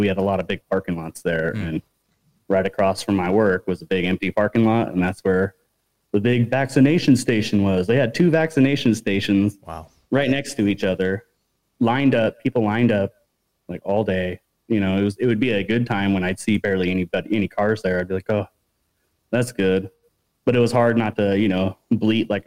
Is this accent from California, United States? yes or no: yes; Sacramento, California, United States; moved away as an adult; now in Mexico; in Sacramento where we're from.